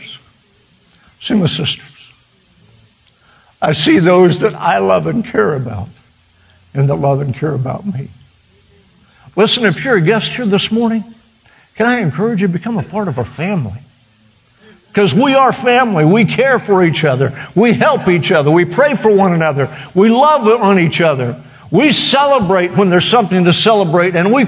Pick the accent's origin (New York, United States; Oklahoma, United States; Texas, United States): Oklahoma, United States; western; now in Florida, United States; born to a poor farmer in western Oklahoma and his wife, and we had to struggle to make sure there was food on the table